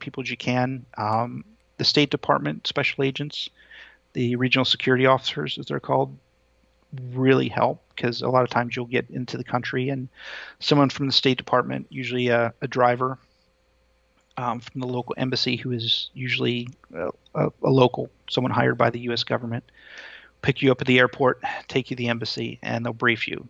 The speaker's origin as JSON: {"language": "English", "country": "United States", "said": "as an American"}